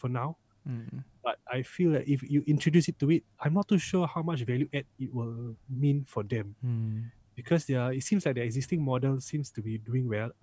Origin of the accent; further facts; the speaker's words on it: Singapore; me as a Singaporean